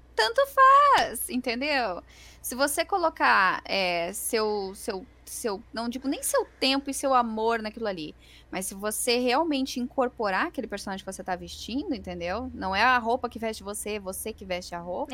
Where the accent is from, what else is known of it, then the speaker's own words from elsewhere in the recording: Rio Grande do Sul, Brazil; eu sou gaúcha